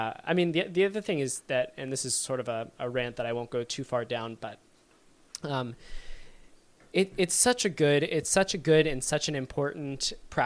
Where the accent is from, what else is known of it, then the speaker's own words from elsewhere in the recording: Virginia, United States; I'm from Virginia and I say y'all